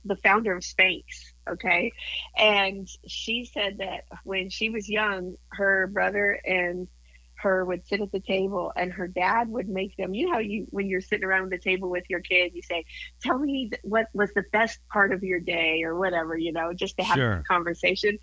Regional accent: Moscow, Kansas, United States; moved away; My hometown was 300 people in that Moscow, Kansas, and I had a total, get ready, of 7 in my graduating class

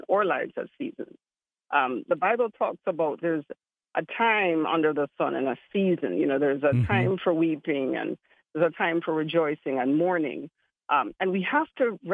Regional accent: Kingston, Jamaica; accent: Jamaican; also born or lived in Florida; now in Miami, United States; I grew up in Kingston, and Kingston is one of those very complicated cities

